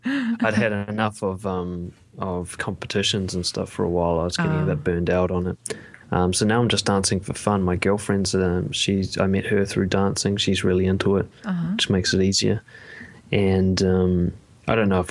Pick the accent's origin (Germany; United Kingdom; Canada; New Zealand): New Zealand; Auckland; I was raised in West Auckland, which is a fairly rough area of New Zealand